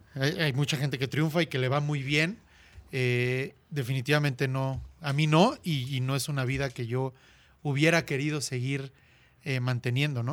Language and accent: Spanish; Cuautla, Morelos, Mexico; also born or lived in Puebla / Barcelona; me regresé a la ciudad de Cuautla, de donde soy originario